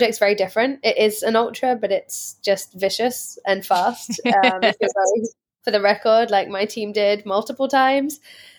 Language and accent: English; England, United Kingdom; I'm from England. I don't know.